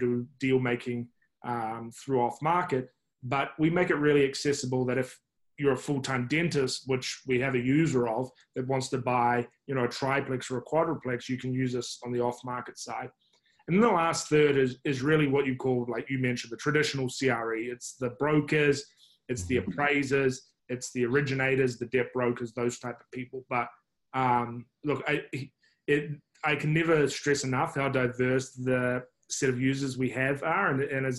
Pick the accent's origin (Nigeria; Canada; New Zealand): New Zealand; now in United States; you can probably judge by my accent. I'm not from the States, I'm from New Zealand originally.